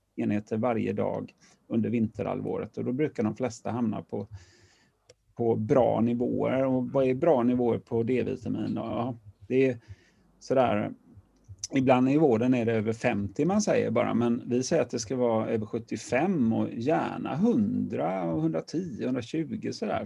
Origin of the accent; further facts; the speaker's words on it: Partille, Västra Götaland, Sweden; also born or lived in Gothenburg / Lerum; Jag växte upp utanför Göteborg, i Partille